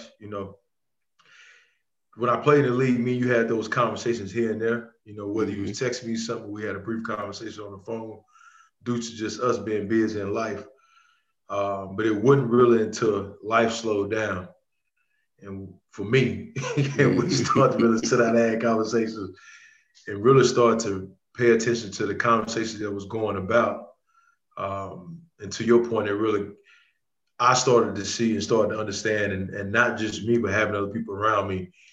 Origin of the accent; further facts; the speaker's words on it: Rayville, Louisiana, United States; from Rayville, Louisiana, a little small town about 20 minutes from Monroe, Louisiana